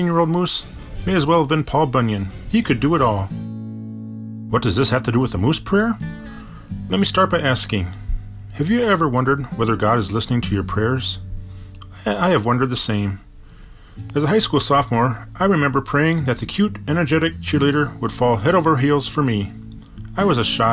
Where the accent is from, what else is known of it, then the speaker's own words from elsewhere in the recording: Bloomington, Minnesota, United States; now in Minneapolis, United States; I lived with a moose all throughout my childhood, growing up in Bloomington, Minnesota.